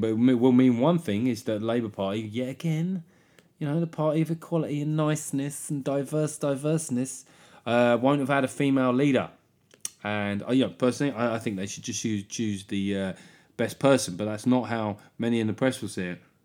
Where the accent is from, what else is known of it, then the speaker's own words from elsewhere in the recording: London, United Kingdom; I grew up in South London